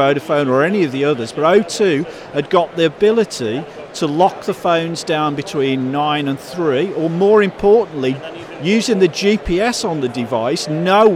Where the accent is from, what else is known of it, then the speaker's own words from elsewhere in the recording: Birmingham, West Midlands, United Kingdom; I spike like this from growing up in Birmingham